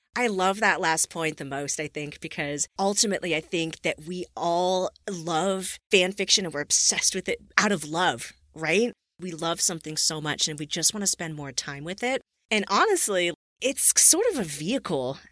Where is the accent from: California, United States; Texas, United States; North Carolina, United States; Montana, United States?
California, United States; Southern; I grew up in Southern California